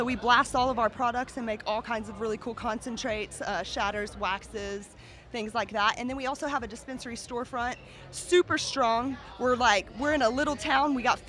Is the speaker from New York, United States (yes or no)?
no; Chickasha, Oklahoma, United States; We are all from Chickasha, and we're all friends and family.